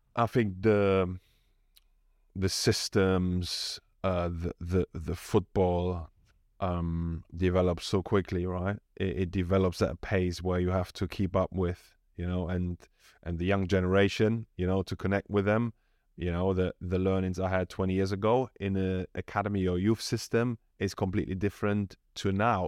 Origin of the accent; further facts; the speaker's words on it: Germany; moved away as an adult; now in London, United Kingdom; I come from Germany, really decent background. I was supported throughout my, you know, whole youth